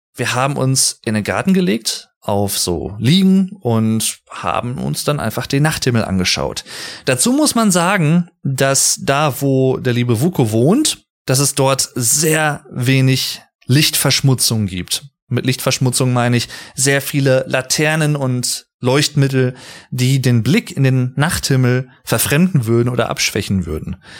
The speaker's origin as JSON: {"language": "German", "area": "Sauerland", "region": "North Rhine-Westphalia", "country": "Germany", "tie": "born or raised there", "said": "ich liebe das Sauerland hier. Ich habe auch in einer Folge schon mal etwas mehr über meine Heimat gesprochen"}